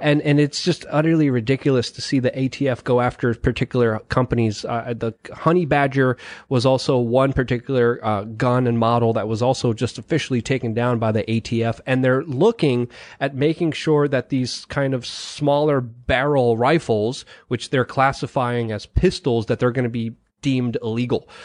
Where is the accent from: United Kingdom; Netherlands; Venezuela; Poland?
Poland; moved away; I was born in Poland